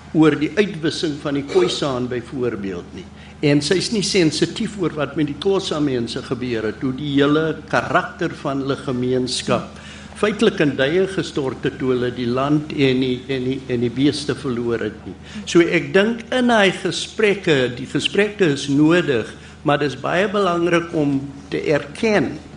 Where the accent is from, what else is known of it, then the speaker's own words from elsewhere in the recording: South Africa; as 'n Suid-Afrikaner